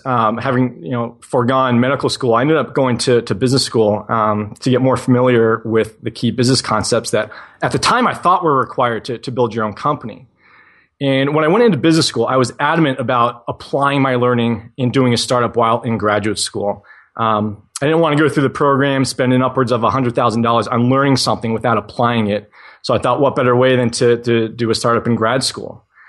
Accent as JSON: {"language": "English", "region": "New England", "country": "United States", "tie": "born or raised there", "said": "I was that 12 year old kid in, growing up in New England, shoveling driveways"}